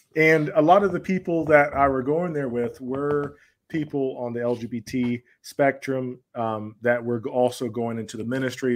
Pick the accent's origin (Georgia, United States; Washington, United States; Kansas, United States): Georgia, United States; I grew up in, uh, the southern United States, what's commonly referred to as the Bible Belt, uh, in the state of Georgia